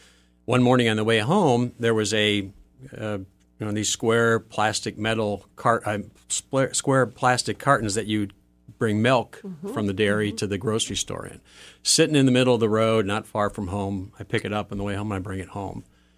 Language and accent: English; Euclid, Ohio, United States; Well, I grew up in Euclid on the east side of Cleveland.